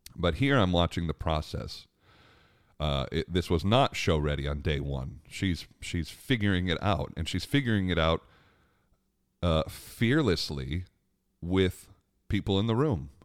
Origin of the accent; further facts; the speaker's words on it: Long Island, New York, United States; Growing up on Long Island, we had a great, uh, outdoor amphitheater called Jones Beach Amphitheater